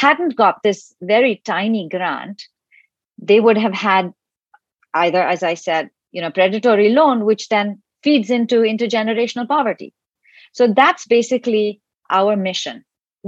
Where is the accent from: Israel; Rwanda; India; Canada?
India; moved away; I'm originally from India